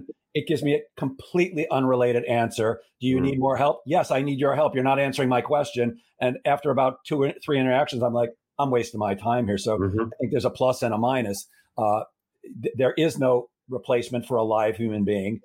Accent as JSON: {"language": "English", "town": "Chicago", "region": "Illinois", "country": "United States", "tie": "born or raised there", "said": "I grew up in Chicago"}